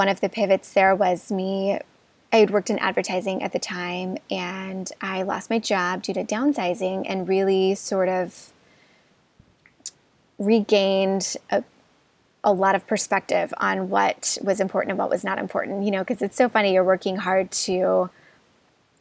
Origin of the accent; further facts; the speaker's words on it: Midwest, United States; moved away as an adult; also born or lived in Los Angeles; I grew up in the Midwest